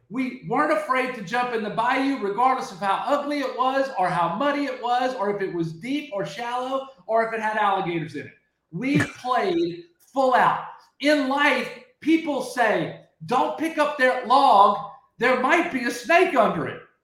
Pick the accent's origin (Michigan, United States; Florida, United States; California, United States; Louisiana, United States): Louisiana, United States; Lake Charles; I was born in Lake Charles, Louisiana. I grew up in paradise.